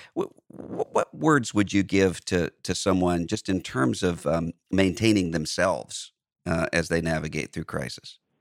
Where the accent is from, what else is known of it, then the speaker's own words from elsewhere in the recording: Biloxi, Mississippi, United States; my hometown of Biloxi